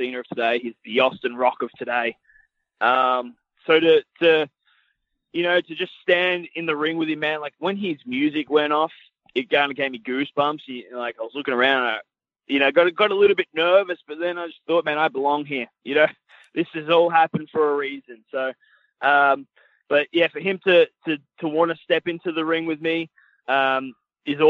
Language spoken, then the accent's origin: English; Australia; moved away as an adult; in my hometown with my friends and my family